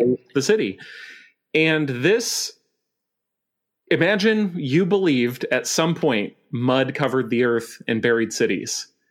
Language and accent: English; Montana, United States; now in Vancouver, Canada; I grew up in Montana